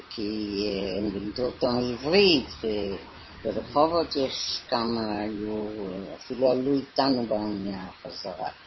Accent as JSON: {"language": "Hebrew", "region": "London", "country": "United Kingdom", "tie": "born or raised there", "also_born_or_lived": "Haifa, Israel / Merhavia, Israel", "moved": "as an adult", "lives_now": "Tel Aviv, Israel", "said": "אנחנו באנו ב-1919 ללונדון"}